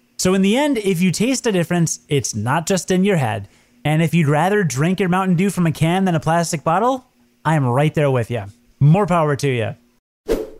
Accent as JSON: {"language": "English", "region": "Midwest", "country": "United States", "said": "I'm from the Midwest, so I call soda pop"}